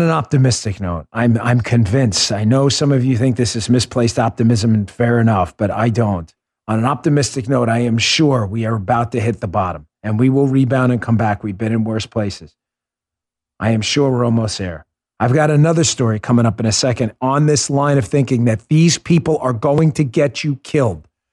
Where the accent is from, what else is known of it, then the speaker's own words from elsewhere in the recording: New York, United States; moved away; I grew up in New York